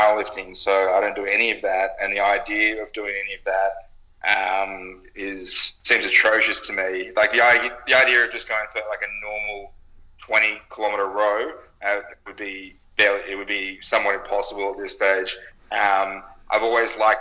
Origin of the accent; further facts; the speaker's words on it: Australia; also born or lived in United States; I'm Australian